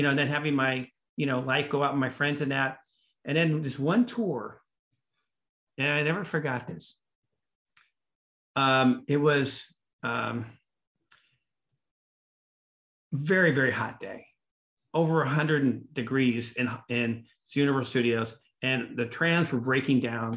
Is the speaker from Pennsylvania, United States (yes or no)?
no; Los Angeles, California, United States; I grew up in Hollywood